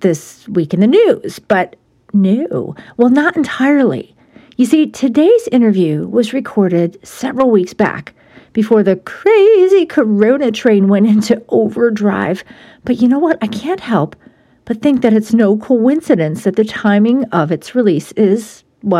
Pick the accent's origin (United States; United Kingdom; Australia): United States; Buffalo, New York; moved away; my hometown of Buffalo